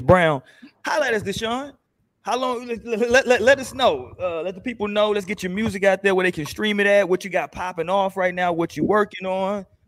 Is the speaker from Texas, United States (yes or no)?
yes; Houston, Texas, United States; now in San Antonio, United States; I'm from Houston, living here now in the city in SA